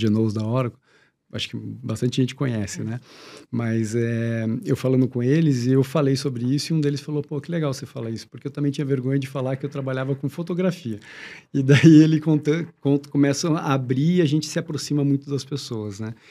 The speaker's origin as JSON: {"language": "Portuguese", "town": "Curitiba", "region": "Paraná", "country": "Brazil", "tie": "born or raised there", "said": "eu nasci em Curitiba, então Curitiba tinha uma escola pública legal, tudo, eu sempre fiz escola pública"}